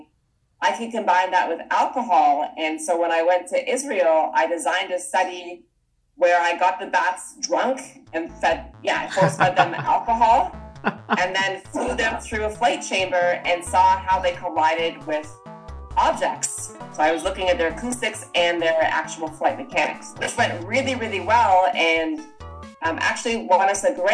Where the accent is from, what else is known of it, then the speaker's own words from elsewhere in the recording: Toronto, Ontario, Canada; moved away as an adult; also born or lived in Vancouver, Canada; I'm Canadian, so I'll drop some of boots every once in a while. And I grew up in Toronto